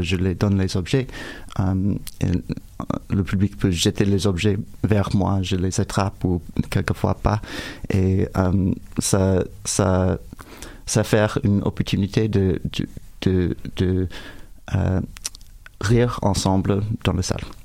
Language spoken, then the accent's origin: French; United States; French is a second language; moved away; mon français n'est pas parfait, je suis américain